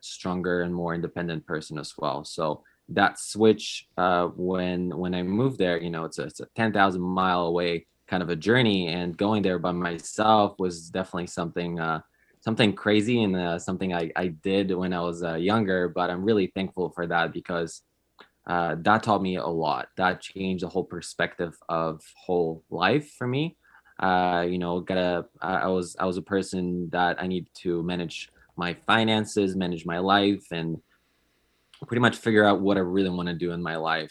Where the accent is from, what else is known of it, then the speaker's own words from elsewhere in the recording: Poland; moved away as an adult; also born or lived in California; now in United States; I moved to, to the United States because I'm originally from Poland